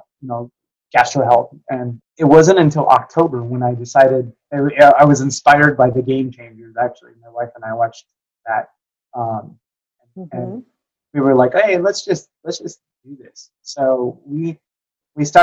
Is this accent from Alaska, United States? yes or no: no; Burbank, California, United States; also born or lived in Seattle, Washington; now in Dallas, United States; I grew up in Burbank, California